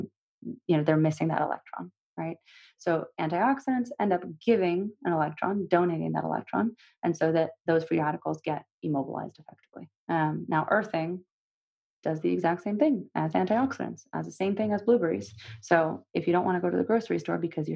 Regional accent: Russia; moved away; I'm from Russia originally.

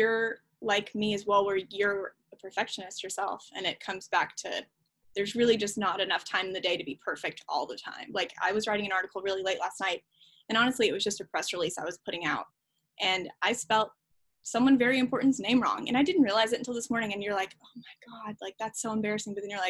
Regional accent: Franklin, Tennessee, United States; moved here to Franklin, Tennessee when I was about 12. My dad started working for labels here. So I grew up in Franklin, which, you know, it's rare to meet people who've been here for 20 plus years.

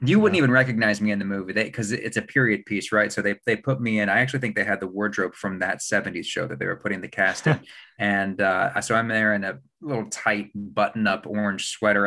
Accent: Huntington, West Virginia, United States; I grew up in Huntington, West Virginia

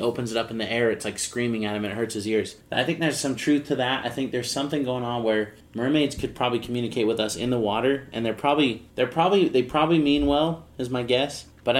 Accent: United States; I'm an American through and through.

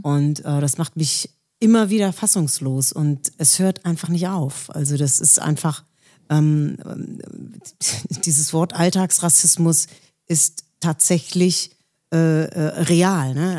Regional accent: Villingen-Schwenningen, Baden-Württemberg, Germany; also born or lived in Schleswig-Holstein; now in Rheinfelden, Germany; Also, ich bin in Villingen-Schwenningen geboren. Das ist im Schwarzwald in der Nähe von Freiburg.

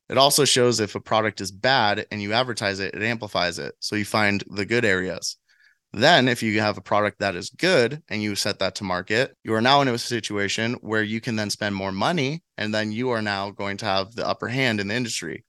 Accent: San Diego, California, United States; now in Nashville, United States; I'm from San Diego and I came straight to Nashville

